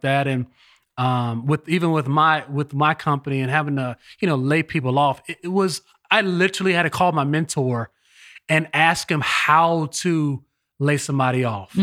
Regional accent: Los Angeles, California, United States; now in East Coast, United States; I live on the East Coast, but I was born in Los Angeles

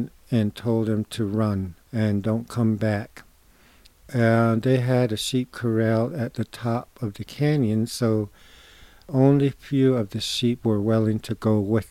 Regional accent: Shiprock, New Mexico, United States; I am from Oak Spring and Shiprock area, where my sheep camps are

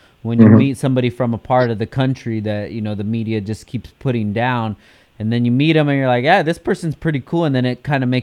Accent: California, United States; As fortunate as we are to be from California

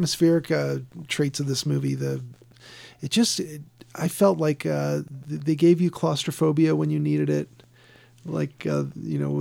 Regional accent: Chicago, Illinois, United States; being Southside Irish from Chicago

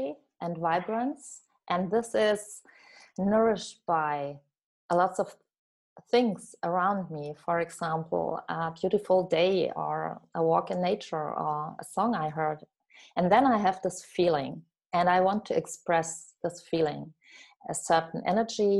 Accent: France; also born or lived in southern Germany; now in Germany; I was born in France, and today I live in southern Germany.

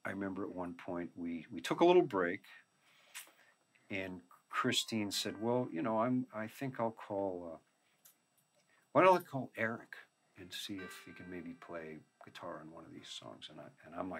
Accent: United States; white kids and whatever growing up in America

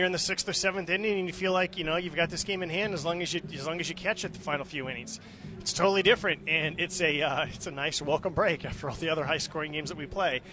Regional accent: Bay Area, California, United States; when I was growing up in the Bay Area

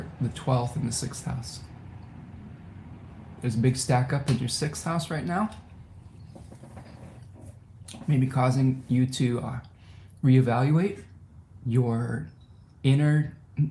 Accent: Ypsilanti, Michigan, United States; my hometown of Ypsilanti

